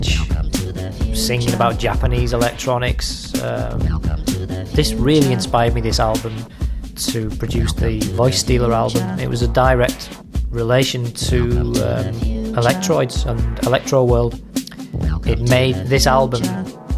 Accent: Liverpool, North West England, United Kingdom; I was from Liverpool

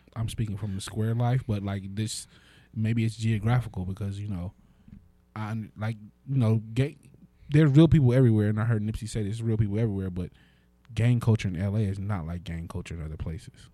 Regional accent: United States; as an American

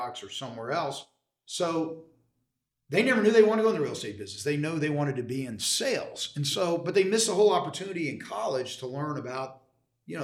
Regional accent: Dallas, Texas, United States; I grew up in Dallas. I tell people I've lived in the same zip code my entire life.

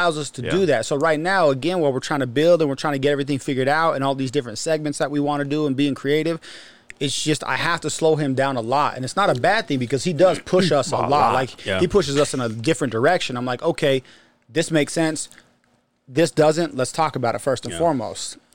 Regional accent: Ogden, Utah, United States; I grew up in Ogden

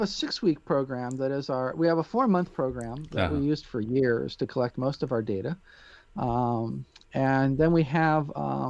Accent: Peoria, Illinois, United States; born there; And it just so happened that I was born in Peoria, Illinois. I really kind of grew up all over the world

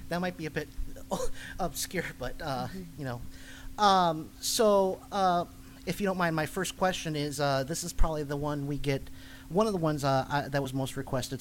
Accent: Chicago, Illinois, United States; That used to be my home convention because I'm from Chicago.

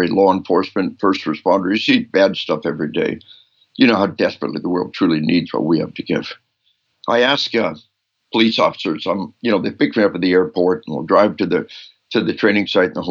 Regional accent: Arkansas, United States; we are from Arkansas.

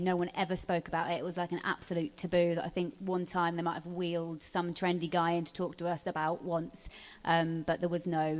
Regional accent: Norfolk, East of England, United Kingdom; I grew up in Norfolk, actually, in a little sleepy village

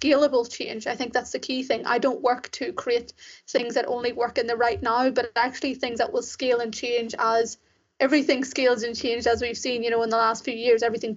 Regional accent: Ireland; also born or lived in Sri Lanka; I was raised in Ireland, as you can probably tell from my accent. And so I spent my whole life there

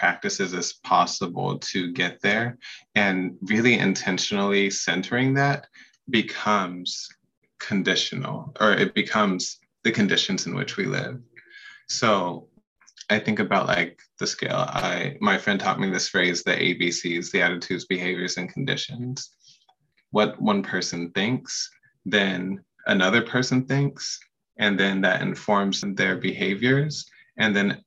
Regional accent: Pacific Northwest, United States; I am born and raised in the Pacific Northwest

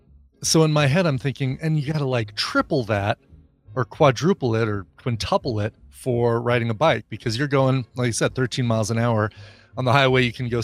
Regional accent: Denver area, Colorado, United States; having lived in Colorado all my life and in the Denver area

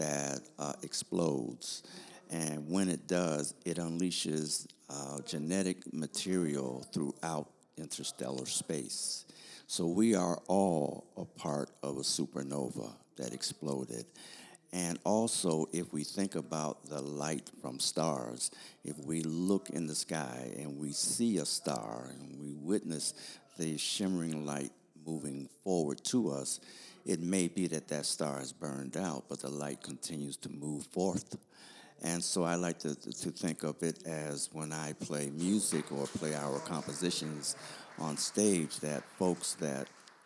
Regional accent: Buffalo, New York, United States; also born or lived in Pittsburgh, Pennsylvania; now in Washington, D.C., United States; I'm from Buffalo, New York, born in Pittsburgh, raised in Buffalo, and Washington, one of the reasons why I decided to live here

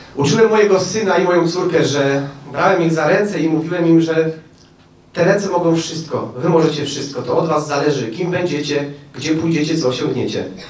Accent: Bielsko-Biała, Silesian Voivodeship, Poland; also born or lived in Oświęcim; now in Świnna, Poland; Urodziłem się w Oświęcimiu. Wychowałem się w Bielsku, a mieszkam za Żywcem.

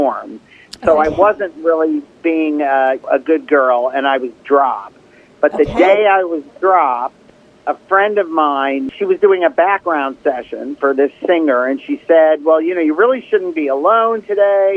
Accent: Detroit, Michigan, United States; I grew up in Detroit when Motown was coming up

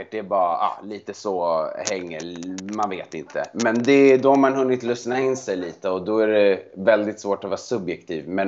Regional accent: Montenegro; Mitt hemland!

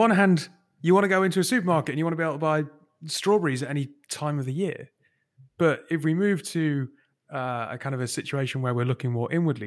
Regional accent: Newcastle upon Tyne, North East England, United Kingdom; moved away; I'm from Newcastle originally

